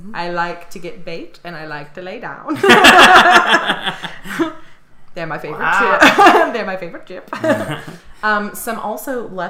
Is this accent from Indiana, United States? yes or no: yes; Indiana, United States; moved away; I'm from Indiana.